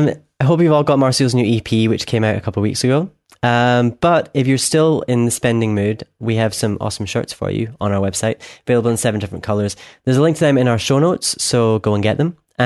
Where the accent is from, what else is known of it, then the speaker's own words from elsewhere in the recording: Scotland, United Kingdom; from Scotland